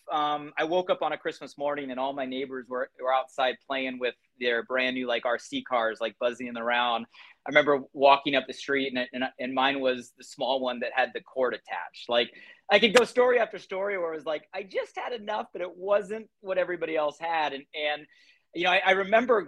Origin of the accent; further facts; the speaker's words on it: Southern California, United States; I grew up here in Southern California, actually about 45 minutes north from where I currently live